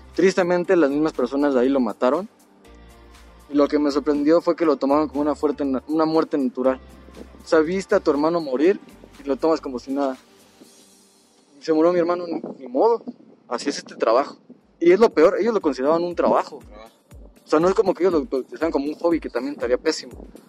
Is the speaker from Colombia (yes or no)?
no; Mexico; soy mexicano